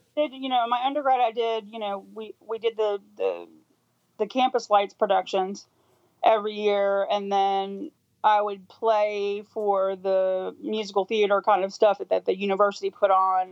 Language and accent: English; Louisville, Kentucky, United States; I grew up in in Louisville, Kentucky